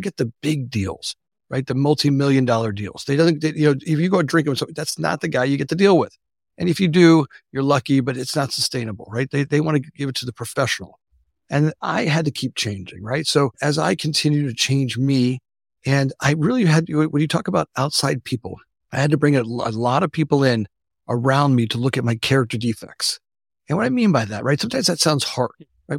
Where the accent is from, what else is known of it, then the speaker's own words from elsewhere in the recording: South Florida, United States; moved away as an adult; now in Oak Park, Illinois, United States; I grew up in Florida